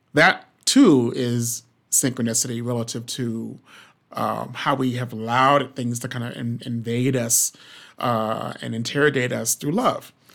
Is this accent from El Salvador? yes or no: no; the South, United States; I'm from the South